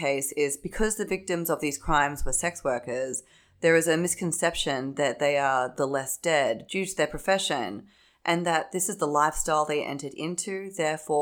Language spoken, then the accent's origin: English; Australia; accent: Australian; now in New York, United States; As you can probably tell from my accent, I'm Australian